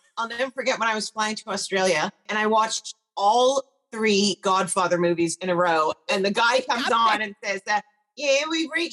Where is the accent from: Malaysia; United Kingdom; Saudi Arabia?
United Kingdom; Scotland; now in Los Angeles, United States; I grew up in Scotland